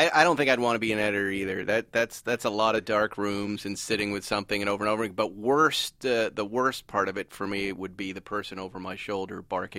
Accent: Massachusetts, United States; We grew up in Massachusetts.

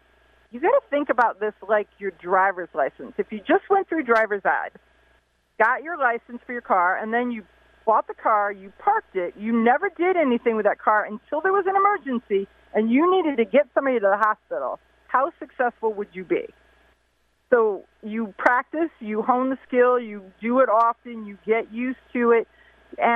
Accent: Ohio, United States; my home state is Ohio

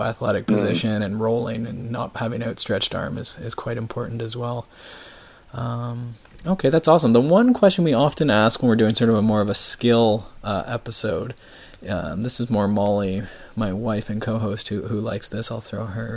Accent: Canada; I grew up in Canada, so winters, like, we have 6 months of the year that basically are ruined for skateboarding

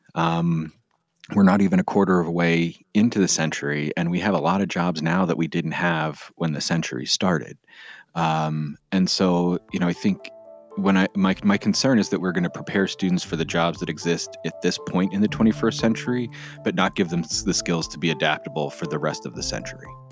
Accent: Pennsylvania, United States; my home state of Pennsylvania

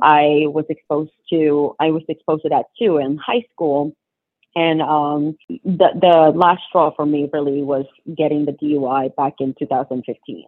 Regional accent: Philippines; moved away; I was born in the Philippines

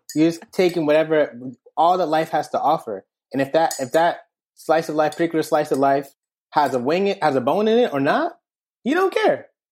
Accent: New Haven, Connecticut, United States; Small town boy, born in New Haven, Connecticut, nineteen ninety-five

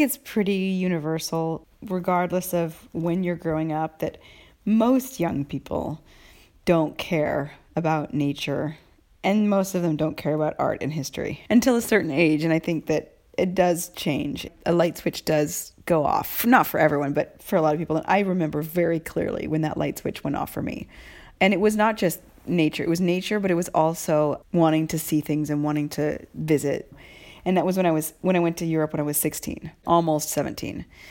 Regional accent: United States; now in Italy; Halloween is very important, a holiday for me as an American

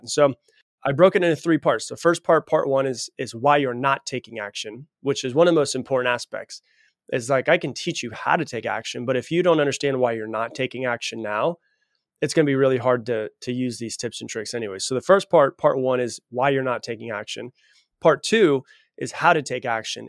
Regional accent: Florida, United States; I was raised in Florida.

